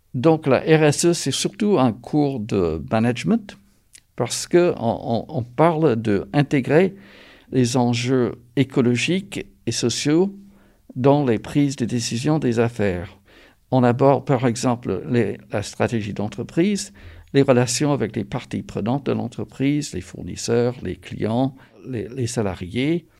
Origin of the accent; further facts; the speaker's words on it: North Carolina, United States; moved away as an adult; now in France; je suis français d'origine américaine de la Caroline du Nord. Je travaille en France depuis presque 40 ans